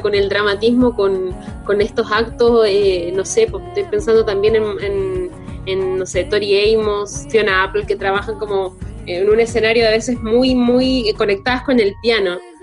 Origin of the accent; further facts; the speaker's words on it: Chile; nosotros como chilenos